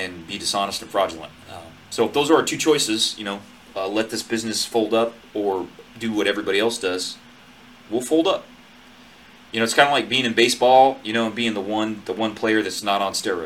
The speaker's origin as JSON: {"language": "English", "region": "Northwest Montana", "country": "United States", "tie": "born or raised there", "moved": "yes", "lives_now": "Central California, United States", "said": "I grew up in Northwest Montana"}